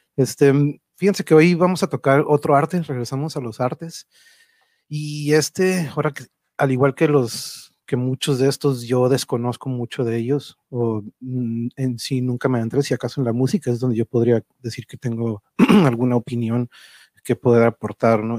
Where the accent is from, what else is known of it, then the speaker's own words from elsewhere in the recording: Tijuana, Baja California, Mexico; also born or lived in Mexico City; yo crecí aquí en Tijuana